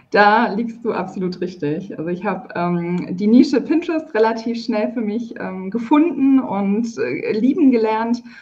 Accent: Karlsruhe, Baden-Württemberg, Germany; Ich komme, örtlich gesehen komme ich aus Karlsruhe. Ich bin auch immer noch in Karlsruhe

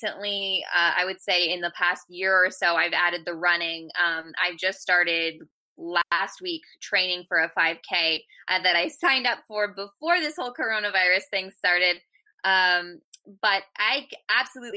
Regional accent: California, United States; moved away; also born or lived in Georgia; I'm from California

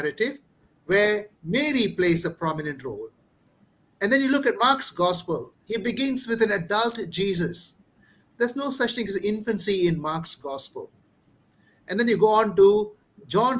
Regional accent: Ipoh, Perak, Malaysia; I come from Ipoh. And I am based with the Redemptorist community in Ipoh Garden Church

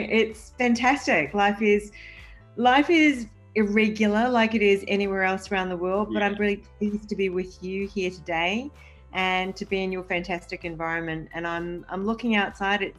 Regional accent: Mumbai, Maharashtra, India; born there; I'm Maltese Italian of heritage. I was born in Mumbai, India, and my dad used to work with Mother Teresa.

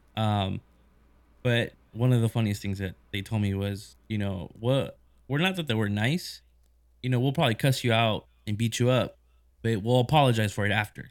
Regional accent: United States; obviously being American

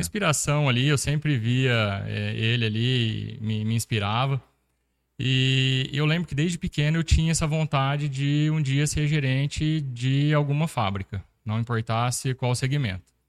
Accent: Sertãozinho, São Paulo, Brazil; sou natural de Sertãozinho, interior de São Paulo

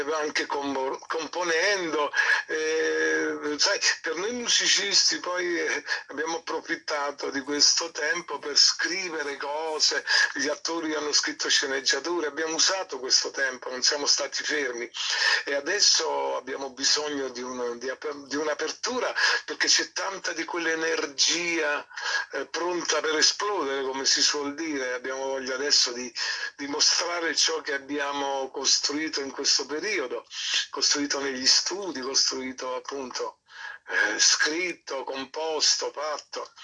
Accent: Naples, Campania, Italy; also born or lived in Rome; Napoli, la mia città

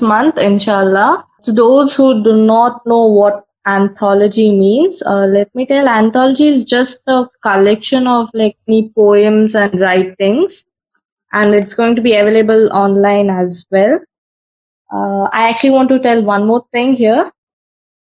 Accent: Mangalore, Karnataka, India; I am from Karnataka, Mangalore.

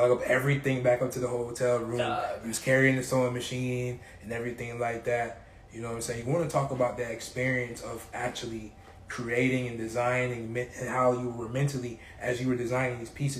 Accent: South Florida, United States; I grew up in South Florida.

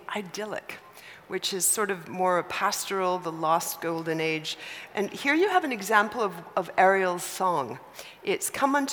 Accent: Canada; me being Canadian

